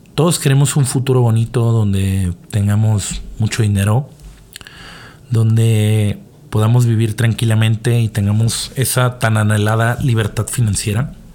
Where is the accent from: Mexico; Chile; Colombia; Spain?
Mexico; porque todos somos mexicanos